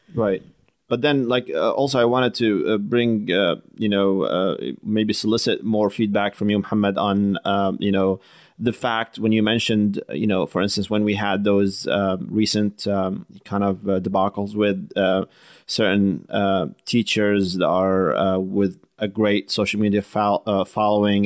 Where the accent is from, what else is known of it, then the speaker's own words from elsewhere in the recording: New Jersey, United States; I hail from Jersey